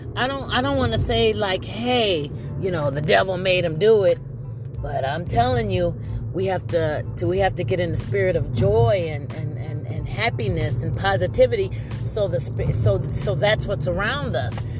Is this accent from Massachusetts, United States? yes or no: no; Ohio, United States; also born or lived in Oberlin, Ohio; now in Louisville, United States; I'm from originally from Ohio, and the thing about when you come from a small town, you know, I, I live next to Oberlin College